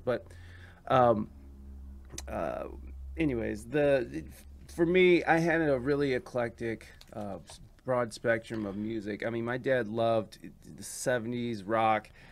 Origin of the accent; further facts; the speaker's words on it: Oregon, Ohio, United States; growing up in the Midwest